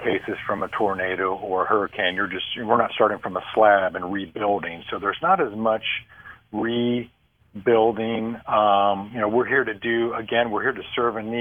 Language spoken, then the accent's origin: English; Ohio, United States; I'm from Ohio